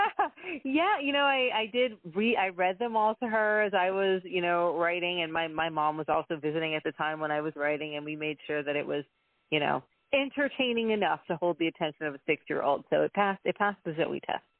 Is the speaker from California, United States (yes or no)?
no; Texas, United States; now in Canada; I am born and raised in Texas.